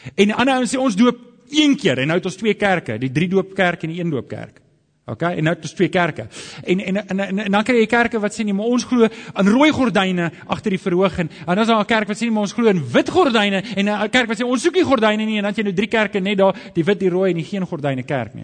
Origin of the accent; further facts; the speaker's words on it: Alberton, Gauteng, South Africa; ek het groot geword in Johannesburg in Alberton